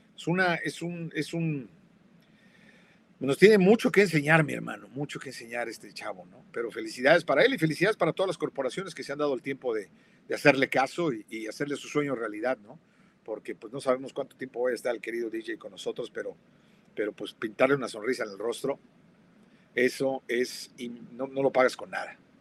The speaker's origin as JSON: {"language": "Spanish", "region": "Mexico City", "country": "Mexico", "tie": "born or raised there", "said": "yo crecí en la Roma, en la Ciudad de México"}